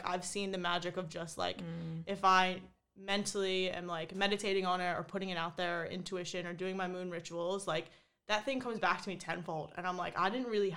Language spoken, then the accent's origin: English; New Jersey, United States; moved away as an adult; now in Australia; I grew up in New Jersey, pretty close to New York